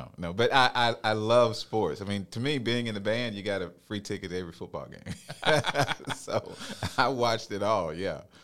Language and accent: English; Phenix City, Alabama, United States; now in Columbus, United States; I grew up in Phoenix City